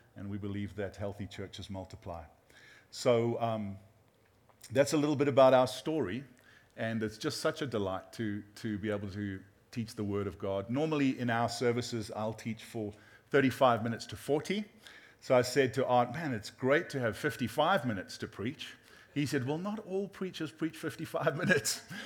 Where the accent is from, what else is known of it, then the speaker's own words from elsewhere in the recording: South Africa; moved away; we're from South Africa